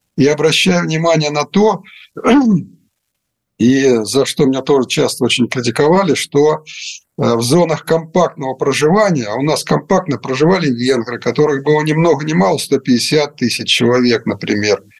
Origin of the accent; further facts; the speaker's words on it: Russia; moved away; also born or lived in Ukraine; я сейчас в России, и вы не забывайте, что я родился в России